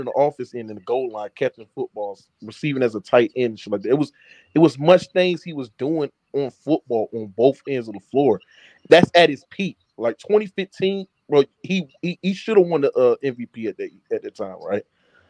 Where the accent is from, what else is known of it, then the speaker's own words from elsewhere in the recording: Baton Rouge, Louisiana, United States; now in Jacksonville, United States; I'm from Baton Rouge, but I stay in Jacksonville. Florida. I still like a couple hours from home.